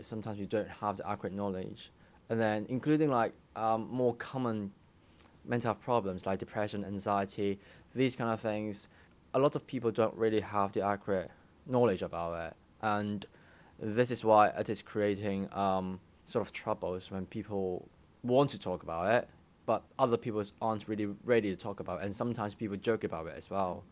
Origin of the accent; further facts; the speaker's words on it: Hong Kong; moved away as an adult; also born or lived in United Kingdom; I studied in the U K, but I grew up in Hong Kong